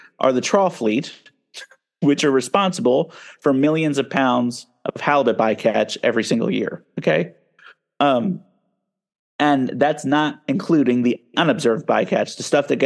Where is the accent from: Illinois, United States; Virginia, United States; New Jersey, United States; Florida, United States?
New Jersey, United States; moved away as an adult; now in Alaska, United States; my home state of New Jersey